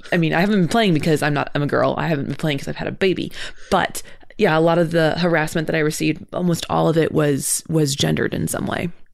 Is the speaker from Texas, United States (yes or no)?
no; California, United States; I grew up in California